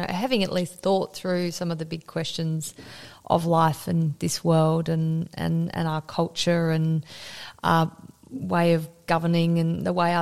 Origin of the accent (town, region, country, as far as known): Australia